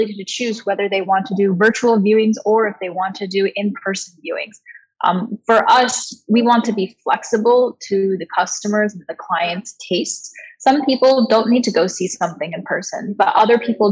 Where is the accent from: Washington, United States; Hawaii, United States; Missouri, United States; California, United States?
Washington, United States; moved away; also born or lived in Beijing, China; When I was a kid growing up, I grew up in Washington State.